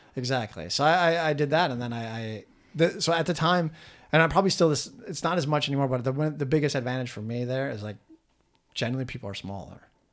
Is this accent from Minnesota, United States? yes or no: yes; Minnesota, United States; also born or lived in South Korea; Minnesotans are much more similar to Canadians than we are